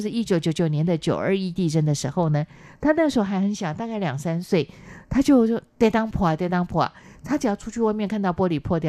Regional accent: Minxiong, Chiayi County, Taiwan; 但我我自己老家在嘉义哦，其实我对于嘉义，嘉义那时候包括打猫就是民雄，我的老家，

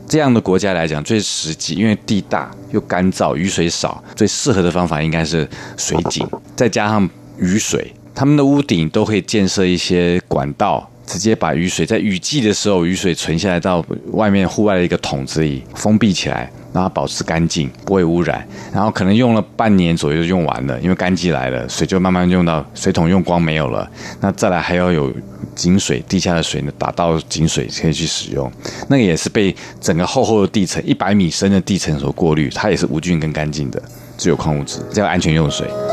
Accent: Taiwan; 我们台湾人

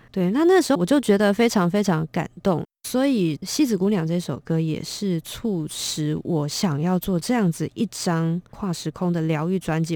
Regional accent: Taiwan; 我们台湾人

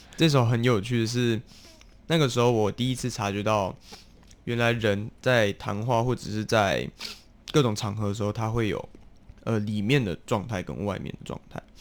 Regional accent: Taiwan; first language English; Chinese is a second language; also born or lived in South Africa; 但是南非我有上幼稚园，那幼稚园它就是比较偏活动式的。活动式的就是大家会起来做劳作，然后开始去跳舞啊之类的。 啊哈 可，是，在台湾大家都要坐下的时候，我就比较没有那么 好动 习惯。

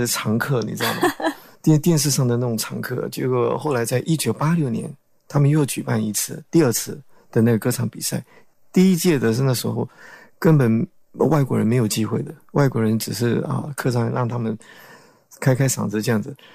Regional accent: Paraguay; now in Taiwan; 九岁去了那边

